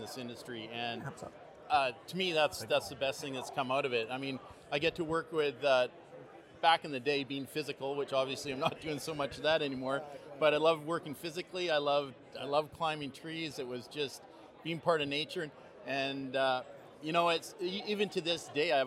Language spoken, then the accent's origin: English; Nelson, British Columbia, Canada; I grew up in Nelson, where you know is in the interior of BC